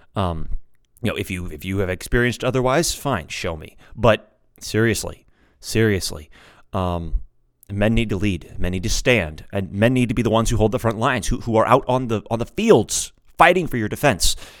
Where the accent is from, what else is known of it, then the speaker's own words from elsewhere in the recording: United States; I'm an American. I speak English.